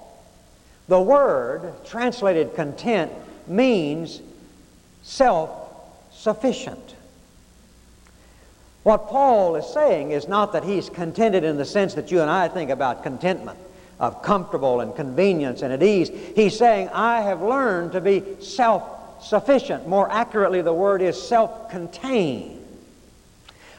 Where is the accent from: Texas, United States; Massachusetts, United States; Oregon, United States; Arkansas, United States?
Arkansas, United States; I was growing up in Arkansas that in grade school